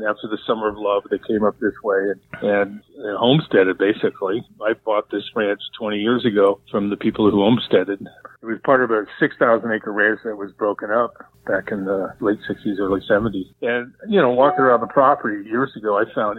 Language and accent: English; Bay Area, California, United States; now in Mendocino County, United States; was born and raised in the Bay Area and moved up here 20 years ago